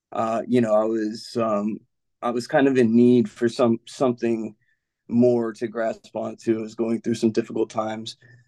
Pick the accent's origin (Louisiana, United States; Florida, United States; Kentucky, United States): Louisiana, United States; New Orleans; also born or lived in Memphis, United States / Brooklyn, United States / Sacramento, United States; I was from New Orleans, but I grew up kind of moving around. I lived in Memphis, Tennessee for a while, Brooklyn, New York. I lived in Sacramento, California, a lot of moving around, but home was always New Orleans.